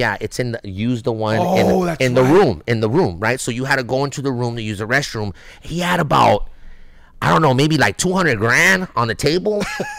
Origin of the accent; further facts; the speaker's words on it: Los Angeles, California, United States; I'm a kid from East